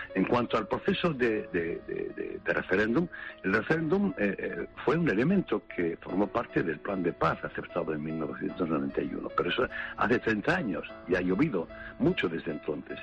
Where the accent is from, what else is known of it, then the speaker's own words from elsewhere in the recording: Western Sahara; Somos saharauis